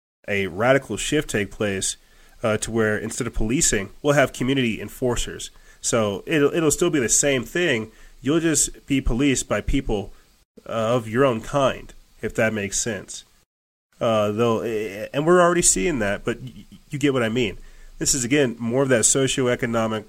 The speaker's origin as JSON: {"language": "English", "country": "United States", "said": "I'm an American"}